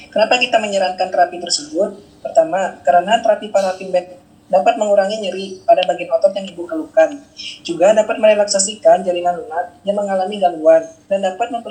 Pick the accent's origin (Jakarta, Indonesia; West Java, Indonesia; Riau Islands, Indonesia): West Java, Indonesia; Bekasi; born there; Saya lahir di Bekasi 12 Februari 1992.